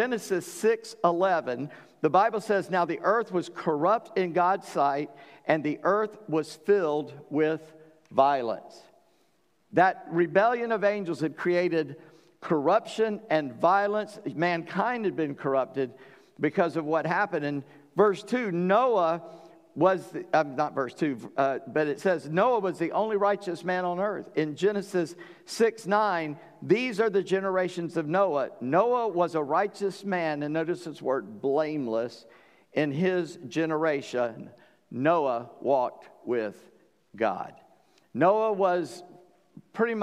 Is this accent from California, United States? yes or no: no; North Charleston, South Carolina, United States; When people ask me where I'm from, I say Charleston. Technically, I'm from North Charleston